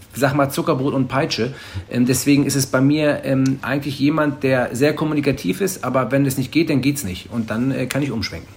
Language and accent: German; Hamburg, Germany; Ich bin ja Hamburger.